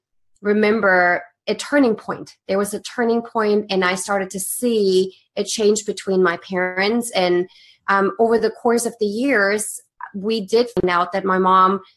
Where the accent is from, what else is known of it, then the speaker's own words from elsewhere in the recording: Germany; English is a second language; moved away as an adult; I was born and raised in Germany